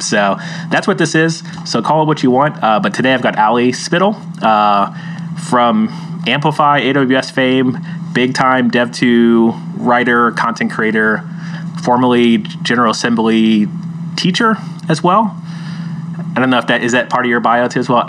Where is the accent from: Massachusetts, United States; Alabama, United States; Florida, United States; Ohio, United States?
Florida, United States; now in California, United States; I'm actually from Florida.